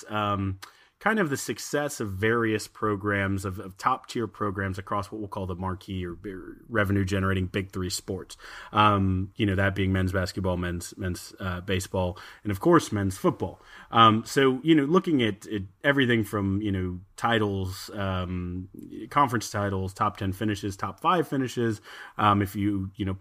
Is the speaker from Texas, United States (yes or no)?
yes; Austin, Texas, United States; We're from Austin